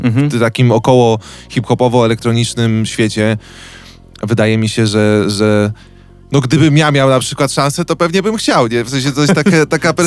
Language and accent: Polish; Wołomin, Masovian Voivodeship, Poland; ja jestem z Wołomina, który ma tam z 30 tysięcy, ale jest bardzo blisko Warszawy